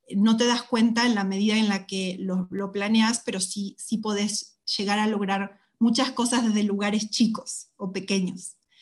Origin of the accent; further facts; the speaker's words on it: Argentina; moved away as an adult; also born or lived in Mexico; cuando salí por de Argentina también por primera vez